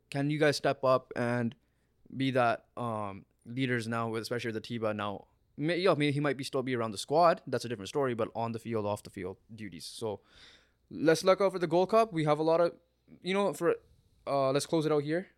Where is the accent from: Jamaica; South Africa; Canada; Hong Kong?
Canada; we're Canadian